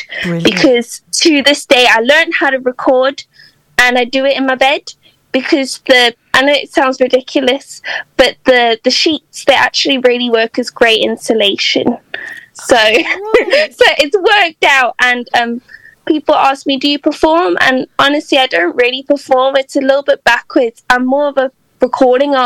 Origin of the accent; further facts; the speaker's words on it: South Africa; moved away as an adult; now in Liverpool, United Kingdom; I'm from South Africa originally, born and raised, but my mom's British.